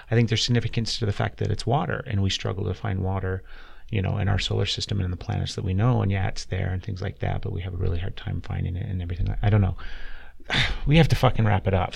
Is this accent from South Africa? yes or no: no; Utah, United States; I grew up here in Utah. I was born and raised in Utah